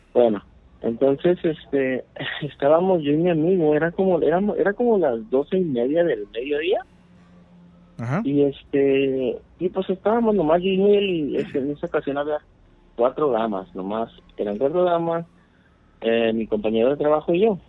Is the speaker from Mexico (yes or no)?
yes; Acapulco, Guerrero, Mexico; moved away as an adult; now in Los Angeles, United States; de Guerrero Capulco Ajá. estoy aquí en, Los Ángeles